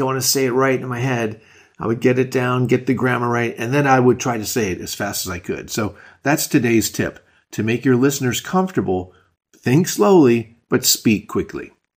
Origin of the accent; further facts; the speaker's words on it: New York, United States; I was born and raised in New York, so if someone asks me what language I speak, I tell them I speak English